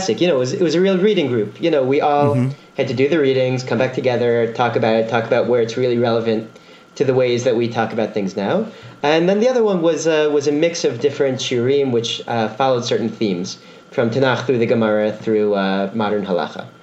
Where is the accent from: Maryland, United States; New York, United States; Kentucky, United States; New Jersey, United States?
New Jersey, United States; Teaneck; moved away as an adult; now in Israel; I'm originally from Teaneck, New Jersey